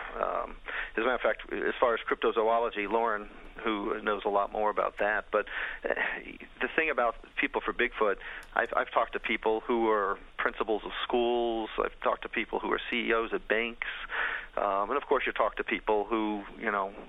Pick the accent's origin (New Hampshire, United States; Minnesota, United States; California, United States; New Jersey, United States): New Jersey, United States; also born or lived in Florida; now in Illinois, United States; I grew up in New Jersey